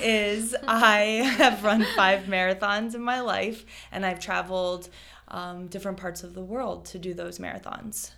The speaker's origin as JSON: {"language": "English", "region": "South Florida", "country": "United States", "tie": "born or raised there", "said": "I am born and raised in South Florida"}